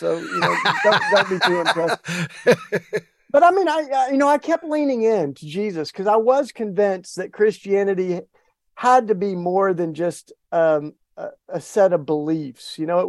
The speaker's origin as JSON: {"language": "English", "region": "Tennessee", "country": "United States", "tie": "born or raised there", "accent": "Southern", "said": "grew up in East Tennessee, and I can't hide it. Don't even want to, Paul. I got my Southern accent and grew up in the hills, small town in East Tennessee."}